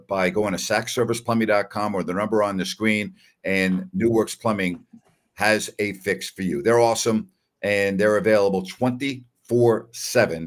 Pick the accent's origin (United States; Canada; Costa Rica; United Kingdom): United States; Long Island, New York; now in Sacramento, United States; I grew up in New York. Okay. And even though I grew up on Long Island